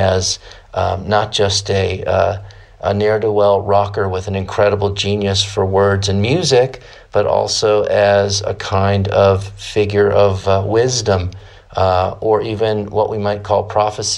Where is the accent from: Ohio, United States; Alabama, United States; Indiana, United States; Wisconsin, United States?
Ohio, United States; Cleveland; I'm from Cleveland, Ohio